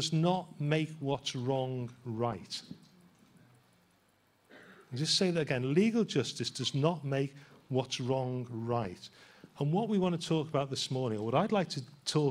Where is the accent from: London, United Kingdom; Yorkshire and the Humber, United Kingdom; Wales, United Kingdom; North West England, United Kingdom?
North West England, United Kingdom; Liverpool; being a Scouser